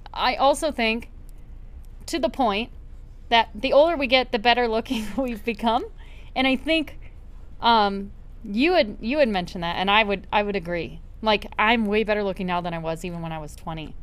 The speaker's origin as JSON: {"language": "English", "region": "Minnesota", "country": "United States", "said": "we are from Minnesota"}